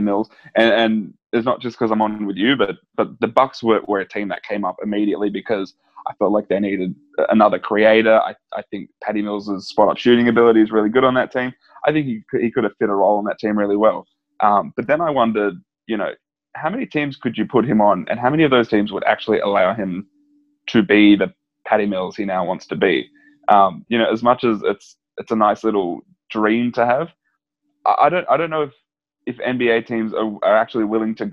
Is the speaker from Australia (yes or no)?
yes; Australia; as an Australian